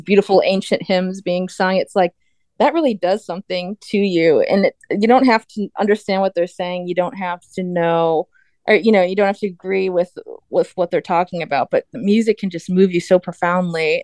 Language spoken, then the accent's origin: English; United States; as an American